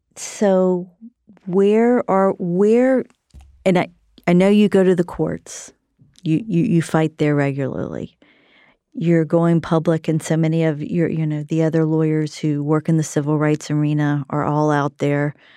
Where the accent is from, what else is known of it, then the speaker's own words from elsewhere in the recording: South Carolina, United States; I grew up in South Carolina